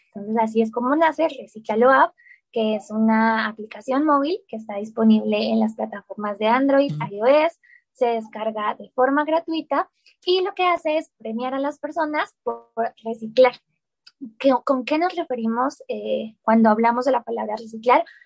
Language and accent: Spanish; Colombia; moved away as an adult; now in Mexico; Sí, yo soy colombiana, eh, nací en Colombia, viví en Colombia toda mi vida, pero hace tres años y medio, más o menos, ya casi cuatro años, em, me fui a vivir a México